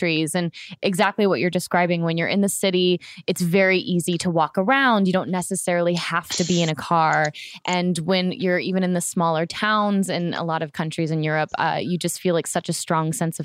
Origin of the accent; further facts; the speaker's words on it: Florida, United States; I grew up in Florida